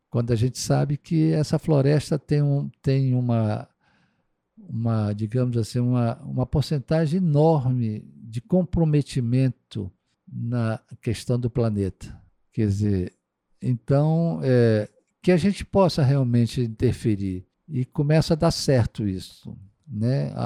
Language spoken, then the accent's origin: Portuguese; Amazon, Brazil; eu não vim de fora do, da Amazônia, morar na Amazônia